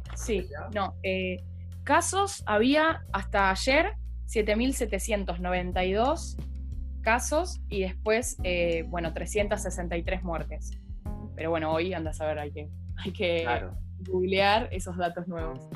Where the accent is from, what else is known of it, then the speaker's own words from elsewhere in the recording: Buenos Aires Province, Argentina; yo soy de Buenos Aires, estoy igual en una ciudad que está como a tres horas de la capital